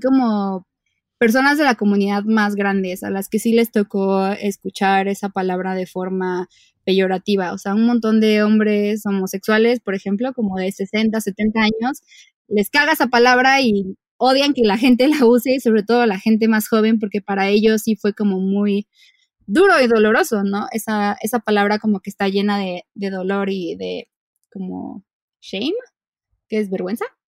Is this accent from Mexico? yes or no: yes; Mexico City, Mexico; soy una ilustradora de la Ciudad de México